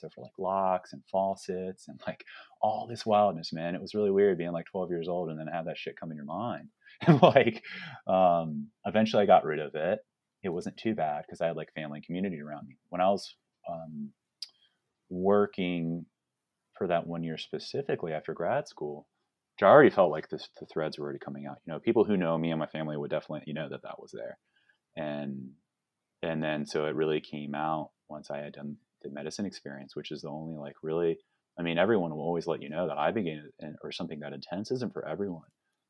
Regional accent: Virginia, United States; Yeah, I grew up in like Northern Virginia.

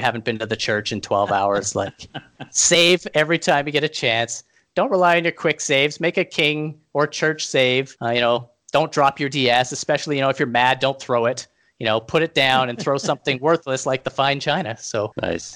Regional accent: Canada; being Canadian

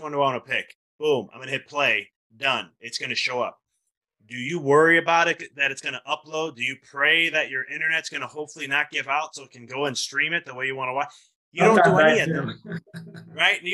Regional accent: Chicago, Illinois, United States; moved away; I'm originally from Chicago

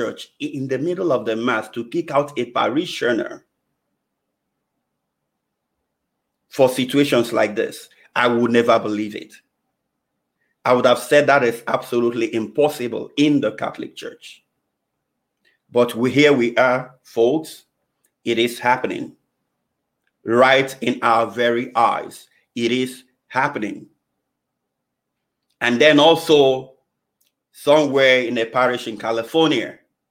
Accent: Nigeria; moved away; my home country, Nigeria. I know growing up in Nigeria

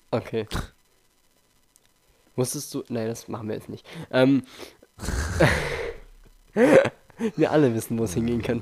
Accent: Germany; Woo, wir sind Deutsche.

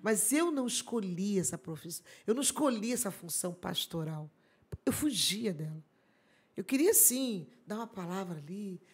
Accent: Araruama, Rio de Janeiro, Brazil; sou de Araruama, hum. sabe? Essa é minha terra, amo estar aqui. E aqui começou toda a nossa história, né? Aqui começou a nossa história de crianças

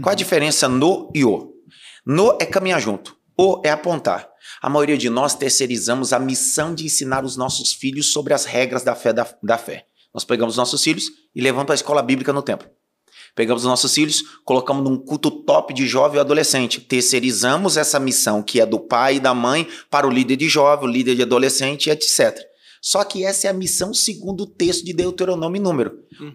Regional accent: Northeast Region, Brazil; sou nordestino

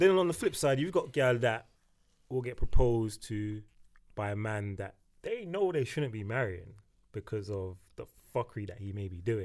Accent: United Kingdom; us growing up in Britain has given us a different set of values

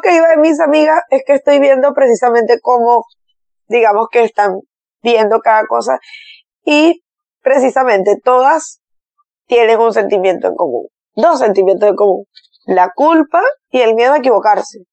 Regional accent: Barquisimeto, Lara, Venezuela; mi ciudad natal

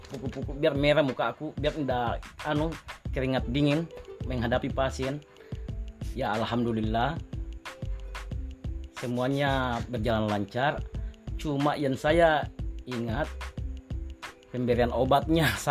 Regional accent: Campalagian, West Sulawesi, Indonesia; ada yang mempercaya saya orang Campalagian

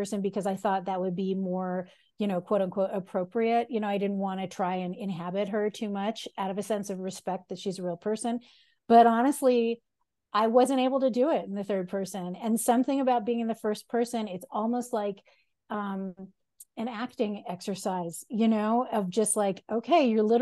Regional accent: United States; I'm an American, I'm not Dutch.

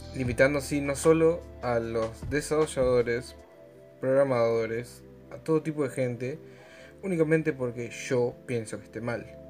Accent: Argentina; yo soy argentino, solo puedo hacer cosas de argentino

